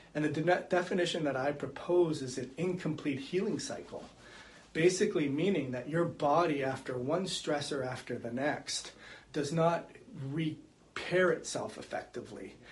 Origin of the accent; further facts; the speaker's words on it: Canada; moved away as an adult; also born or lived in California; now in Florida, United States; I grew up in Canada and I moved to California, and then we decided to reside in Florida